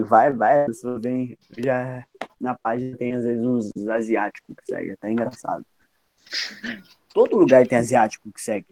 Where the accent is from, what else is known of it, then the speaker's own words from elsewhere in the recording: South Region, Brazil; also born or lived in Paraná; eu sou sulista e torço pro Grêmio e uhum. moro no Paraná